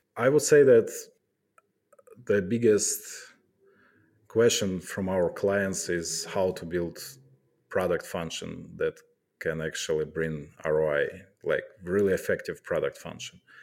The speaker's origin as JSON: {"language": "English", "town": "Kharkiv", "region": "Kharkiv Oblast", "country": "Ukraine", "moved": "as an adult", "lives_now": "Poland", "said": "I'm from Kharkiv"}